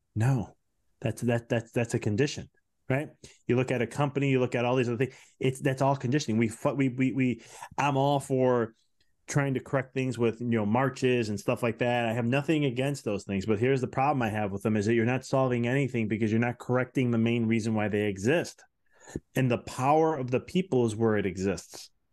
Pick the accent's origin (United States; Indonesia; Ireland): United States; Chicago, Illinois; I'm from Chicago